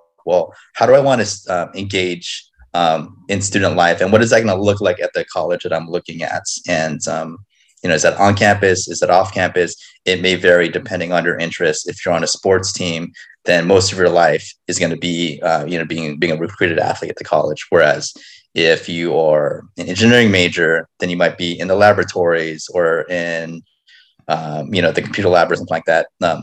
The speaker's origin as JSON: {"language": "English", "town": "Los Angeles", "region": "California", "country": "United States", "tie": "born or raised there", "said": "I was born and raised in Los Angeles"}